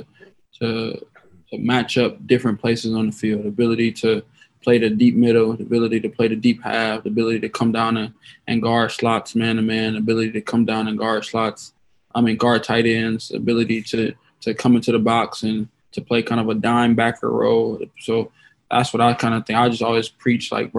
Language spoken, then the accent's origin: English; Toledo, Ohio, United States; my hometown in Toledo.